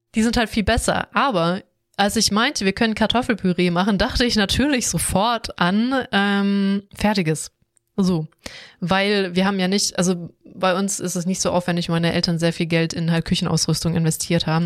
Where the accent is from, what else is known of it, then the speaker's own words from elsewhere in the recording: Swabia, Germany; ich komme aus Schwabenland